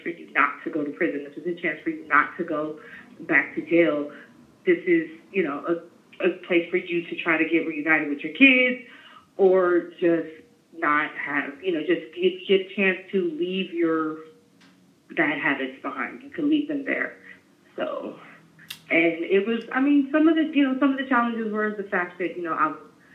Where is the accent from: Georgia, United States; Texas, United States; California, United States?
California, United States; San Francisco; I'm from San Francisco. I'm 36 years old. I've been in San Francisco my whole life